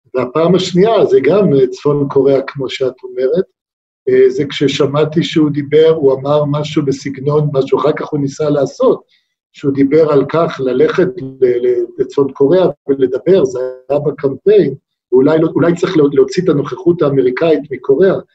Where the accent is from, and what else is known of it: Israel; also born or lived in United States